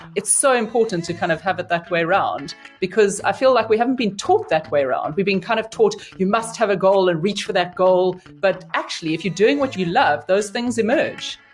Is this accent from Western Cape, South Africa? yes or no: yes; Cape Town, Western Cape, South Africa; I grew up in Cape Town, and so was, you know, um, in my home city for my undergrad degree